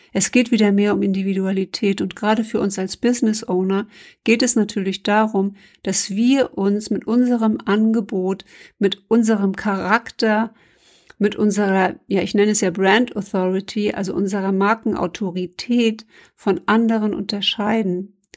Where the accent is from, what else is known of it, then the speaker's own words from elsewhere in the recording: Germany; als Deutsche